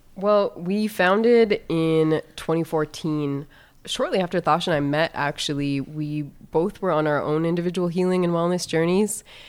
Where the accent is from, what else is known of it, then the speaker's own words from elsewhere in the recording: North Dakota, United States; moved away as an adult; also born or lived in East Coast; now in Phoenix, United States; I was born and raised in the area that is now known as North Dakota